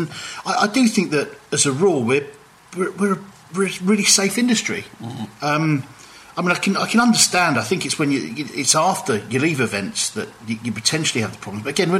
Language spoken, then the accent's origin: English; Paisley, Scotland, United Kingdom; moved away; also born or lived in Glasgow; where I brought up, you know, Paisley and Glasgow and areas like that.